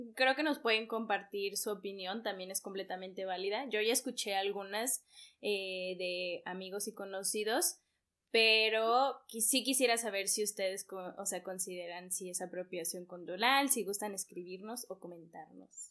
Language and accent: Spanish; Mexico; nosotros como mexicanos